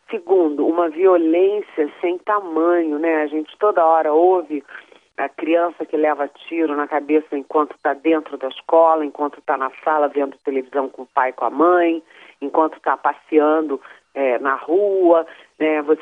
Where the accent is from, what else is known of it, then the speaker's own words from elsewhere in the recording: Rio de Janeiro, Brazil; moved away; Você sabe que eu sou carioca, né? A minha parte materna é carioca, minha mãe e meu irmão moram no Rio.